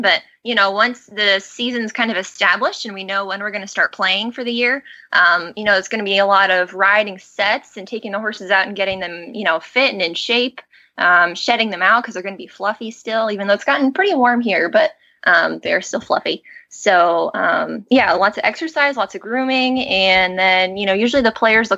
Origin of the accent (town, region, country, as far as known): Colorado, United States; born or raised there; moved away as an adult; also born or lived in Arizona; now in New Jersey, United States